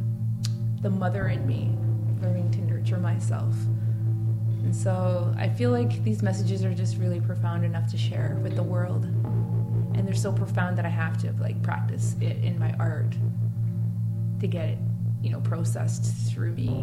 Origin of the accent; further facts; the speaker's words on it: Secwepemc Nation, British Columbia, Canada; I come from Seashell Nation.